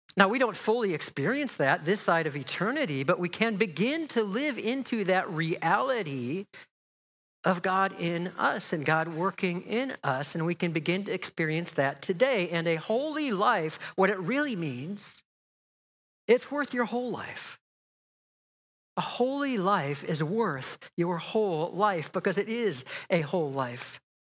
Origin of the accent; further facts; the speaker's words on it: just outside of Chicago, Illinois, United States; moved away as an adult; also born or lived in Pasadena, California; now in Menlo Park, United States; I grew up just outside of Chicago